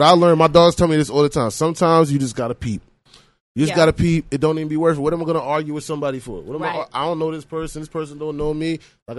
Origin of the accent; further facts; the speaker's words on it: Bellport, New York, United States; moved away as an adult; also born or lived in Atlanta, Georgia / Margate, Florida / Jamaica (ancestry); now in Florida, United States; I grew up in New York, lived there my whole life, and then I moved to Atlanta, and then I came down here.